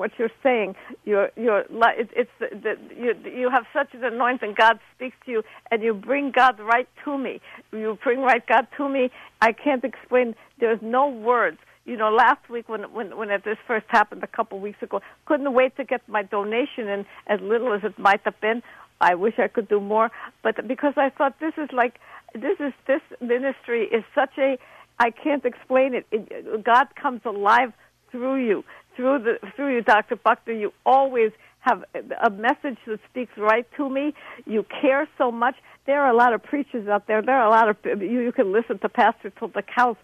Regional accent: Moscow, Russia; now in United States; I was born in Moscow

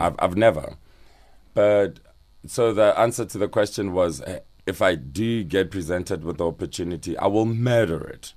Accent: Soshanguve, Gauteng, South Africa; also born or lived in Ga-Rankuwa; Called Soshanguve Block L

